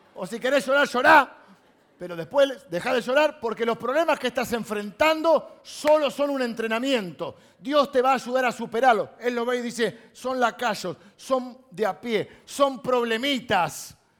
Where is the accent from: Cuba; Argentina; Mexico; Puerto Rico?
Argentina; Castelar, Buenos Aires Province; yo soy de Castelar